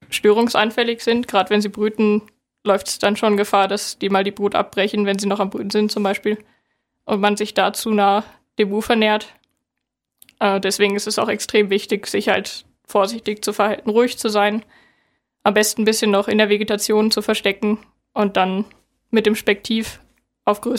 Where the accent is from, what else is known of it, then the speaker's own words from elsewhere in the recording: Northern Germany, Germany; Ich komme aus Norddeutschland.